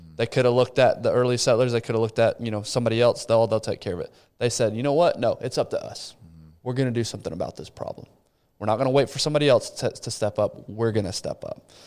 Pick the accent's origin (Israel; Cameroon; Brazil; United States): Brazil; Rio de Janeiro; moved away; Rio, the city I was born